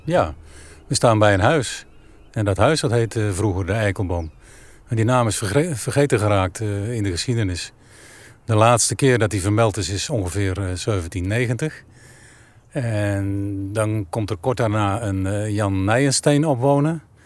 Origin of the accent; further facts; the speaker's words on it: Asperen, Gelderland, Netherlands; moved away; Ik ben ook aan een rivier geboren en getogen. Ik kom uit Asperen en dat ligt aan de Lingen.